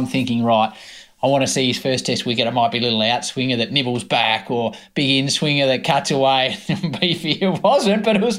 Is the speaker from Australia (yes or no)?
yes; Australia; As an Australian